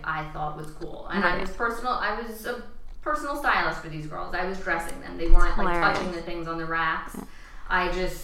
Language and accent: English; Long Island, New York, United States; moved away as an adult; also born or lived in Michigan; I went to the University of Michigan after growing up on Long Island